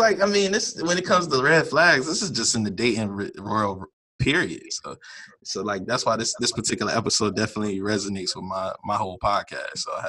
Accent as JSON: {"language": "English", "region": "Virginia", "country": "United States", "moved": "as an adult", "lives_now": "Dallas, United States", "said": "am 28. Start off with that. That's a good starter. I am from Virginia, but I just moved to Dallas for work."}